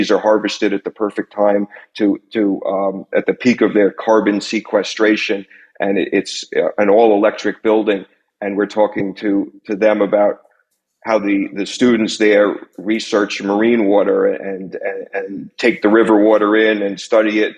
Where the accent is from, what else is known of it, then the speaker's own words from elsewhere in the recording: Long Island, New York, United States; also born or lived in Pennsylvania; now in New York City, United States; I grew up on Long Island. I've been living in New York City for 30 years now